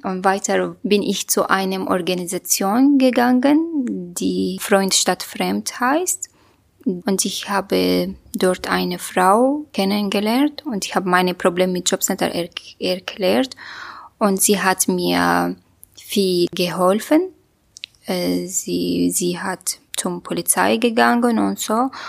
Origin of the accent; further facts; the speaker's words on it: Syria; German is a second language; moved away as an adult; also born or lived in Turkey; now in Berlin, Germany; ich habe meine mein Heimatland Syrien wegen äh, des Kriegs verlassen müssen